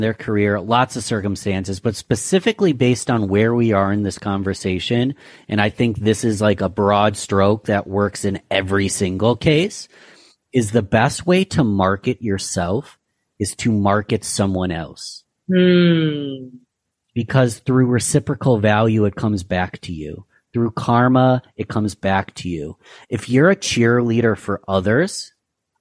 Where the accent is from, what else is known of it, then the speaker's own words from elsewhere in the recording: Rochester, New York, United States; my Rochester, New York, my hometown